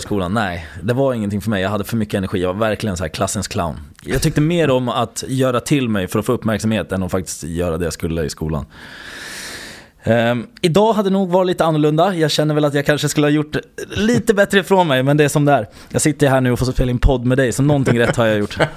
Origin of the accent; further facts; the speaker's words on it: Södertälje, Stockholm County, Sweden; jag är faktiskt uppväxt i Södertälje, utsidan av Stockholm, söder